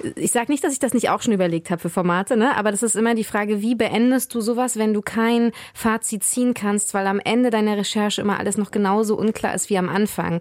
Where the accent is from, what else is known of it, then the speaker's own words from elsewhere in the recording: Mecklenburg-Vorpommern, Germany; ich bin 86 in Mecklenburg-Vorpommern geboren worden